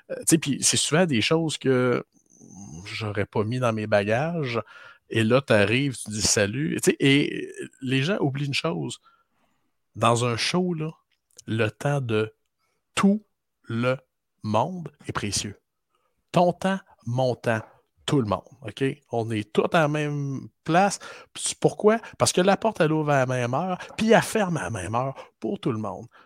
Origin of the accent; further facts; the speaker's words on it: Toronto, Ontario, Canada; parce que là, je suis de Toronto, euh, j'aime penser qu'il s'en vient parce que, écoute, il apparaît à 14 pieds de neige chez nous présentement.